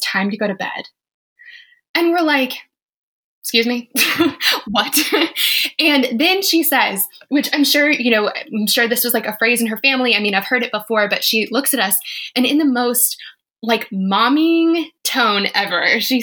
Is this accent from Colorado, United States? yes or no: yes; Colorado, United States; I'm from Colorado.